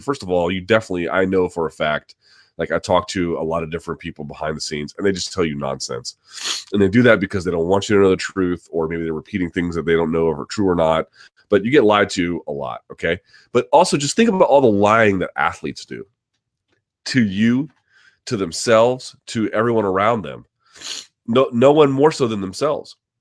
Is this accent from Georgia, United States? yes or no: yes; South Georgia, United States; moved away; I grew up in the South of Georgia.